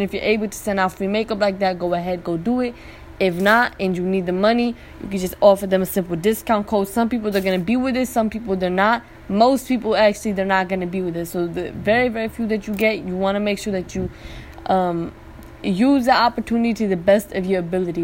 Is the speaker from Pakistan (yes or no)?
yes; Pakistan; now in United States; i was born there i'm always visiting back and forth again like another blessing i'm able to visit my home town